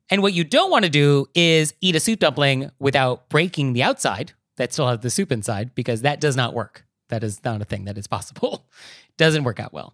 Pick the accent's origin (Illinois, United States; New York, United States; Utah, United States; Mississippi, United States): New York, United States; as a New Yorker